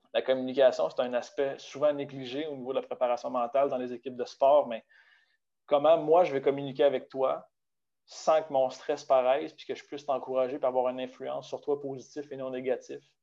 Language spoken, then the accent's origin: French; Baie-Comeau, Quebec, Canada; moved away as an adult; also born or lived in Saguenay; je suis originaire de Bécomo